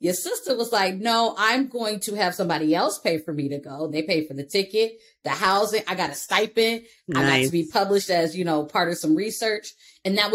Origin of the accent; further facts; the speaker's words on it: Michigan, United States; also born or lived in Germany; I'm from Michigan